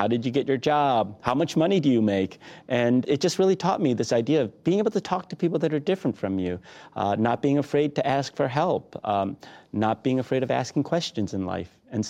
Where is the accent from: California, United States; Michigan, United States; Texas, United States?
Michigan, United States; Detroit; I know there were a lot of challenges growing up in Detroit, particularly in the 80s. The car companies were struggling.